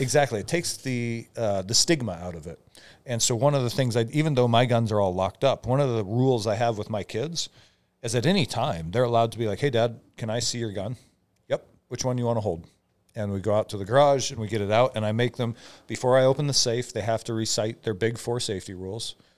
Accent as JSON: {"language": "English", "town": "Omak", "region": "Washington", "country": "United States", "tie": "born or raised there", "moved": "as an adult", "said": "I grew up in Omac, where guns are just part of your life"}